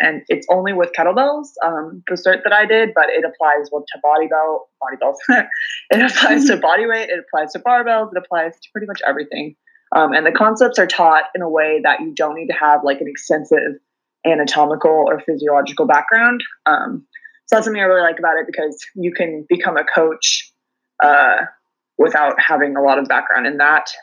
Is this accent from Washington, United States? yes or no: yes; Pullman, Washington, United States; also born or lived in Seattle, Washington / New Zealand; I grew up in Eastern Washington, a tiny little town called Pullman.